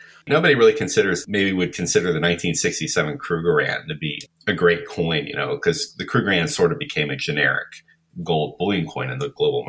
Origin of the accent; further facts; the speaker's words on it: United States; being an American